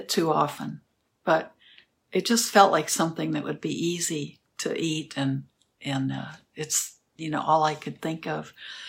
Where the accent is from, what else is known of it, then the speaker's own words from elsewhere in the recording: the South, United States; And I'm from the South, of course, so I think that's part of the reason.